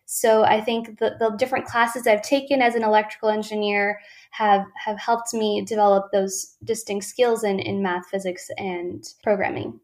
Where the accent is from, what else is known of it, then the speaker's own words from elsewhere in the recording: Ventura, California, United States; my hometown of Ventura, California.